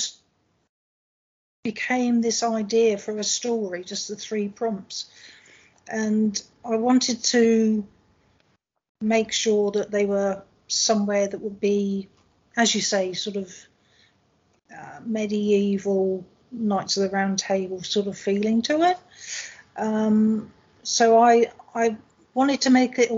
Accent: England, United Kingdom; moved away; I am from England

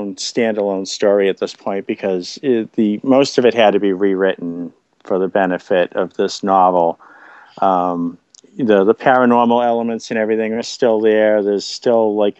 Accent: Boston, Massachusetts, United States; based on neighborhood I grew up in around Boston

